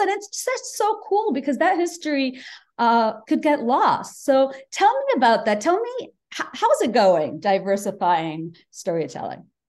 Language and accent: English; Bangladesh; English is a second language; now in United States; I grew up in Bangladesh, I spoke Bangla, went to the American school, learned English